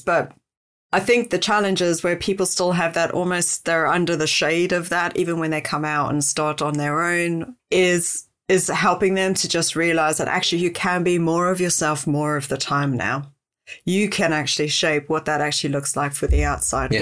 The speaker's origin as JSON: {"language": "English", "country": "South Africa", "said": "I'm South African"}